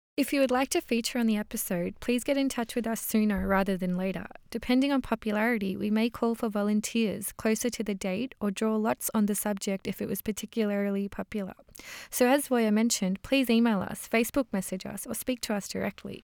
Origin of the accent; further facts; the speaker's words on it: Melbourne, Victoria, Australia; also born or lived in Lahore, Pakistan; moved to Melbourne when I was three years old, and I've lived here since